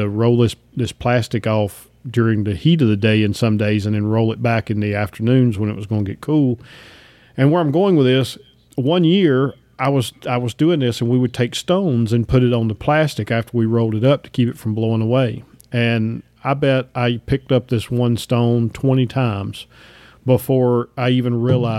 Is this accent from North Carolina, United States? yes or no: yes; Piedmont, North Carolina-Virginia border, United States; I grew up right on the North Carolina-Virginia border, about in the middle part of the Piedmont of the state